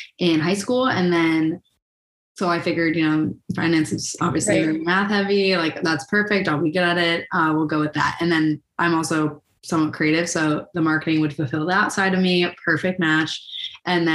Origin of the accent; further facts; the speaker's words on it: Rye, New York, United States; I'm from Rye, New York